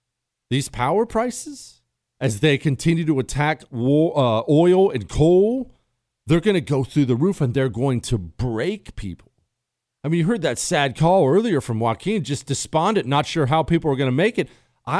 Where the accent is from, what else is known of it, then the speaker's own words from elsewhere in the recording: South Africa; now in United States; I grew up in South Africa.